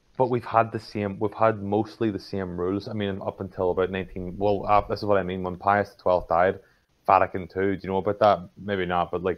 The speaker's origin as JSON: {"language": "English", "region": "Northern Ireland", "country": "United Kingdom", "said": "I'm from Northern Ireland"}